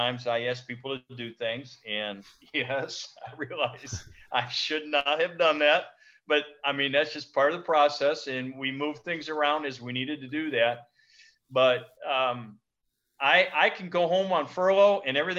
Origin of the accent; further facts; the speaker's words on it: United States; moved away as an adult; now in Bingerville, Côte d'Ivoire; as an American pastoring in the States